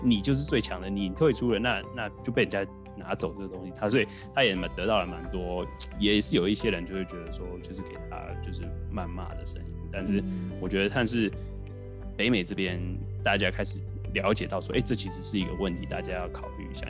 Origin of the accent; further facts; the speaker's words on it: Taiwan; 我们是台湾人